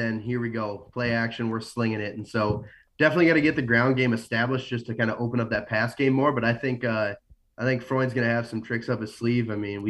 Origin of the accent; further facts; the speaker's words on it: Moorhead, Minnesota, United States; I grew up in Moorhead and kind of going in middle school, high school.